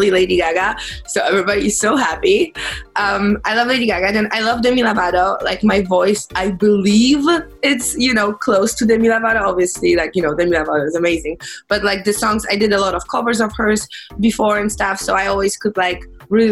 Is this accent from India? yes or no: no; Poland; English is a second language; moved away as an adult; also born or lived in Chicago, United States; now in Los Angeles, United States; I was born and raised in Poland, and I moved to US when I was 18.